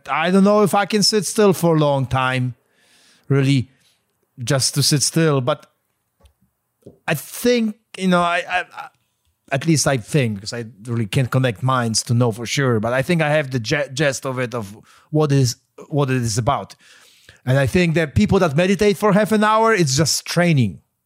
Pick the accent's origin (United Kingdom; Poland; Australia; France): Poland; moved away; I grew up in Poland